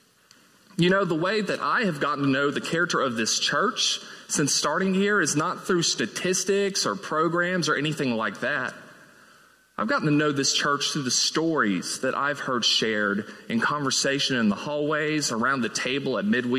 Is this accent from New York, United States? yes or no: no; Mississippi, United States; moved away as an adult; now in Birmingham, United States; I moved here from my home state of Mississippi earlier this year